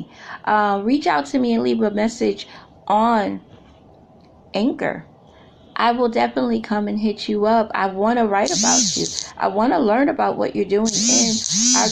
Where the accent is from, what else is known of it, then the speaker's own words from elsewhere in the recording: New York City, New York, United States; I'm from Brooklyn